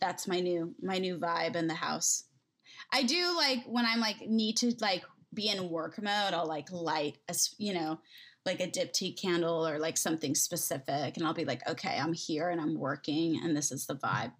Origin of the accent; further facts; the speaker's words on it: Agoura Hills, California, United States; I grew up in, like, close to Agora Hills